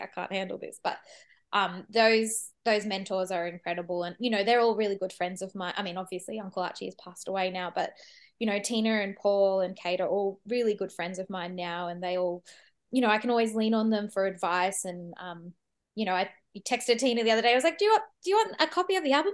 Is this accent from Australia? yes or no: yes; Sydney, New South Wales, Australia; moved away as an adult; now in Melbourne, Australia; I grew up in Sydney and I, I moved to Melbourne when I, about, probably about eight years ago